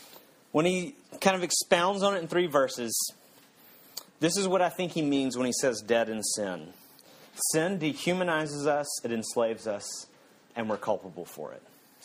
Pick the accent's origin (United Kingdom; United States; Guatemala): United States; South Carolina; when I moved to California from South Carolina, people in South Carolina made all these kind of similar disparaging statements